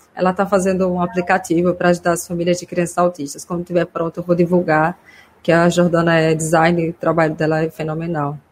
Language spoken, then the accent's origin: Portuguese; Simão Dias, Sergipe, Brazil; now in Aracaju, Brazil; eu sou do interior, sou de Simão Dias, uma cidade que fica 100 quilômetros daqui. Meus pais ainda moram lá